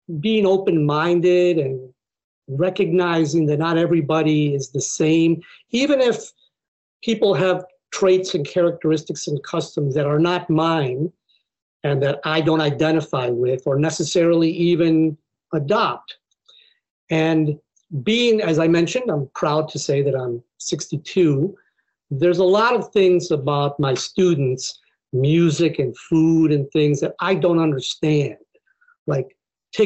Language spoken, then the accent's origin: English; Buffalo, New York, United States; moved away; I grew up in Buffalo, New York, which is not a very diverse place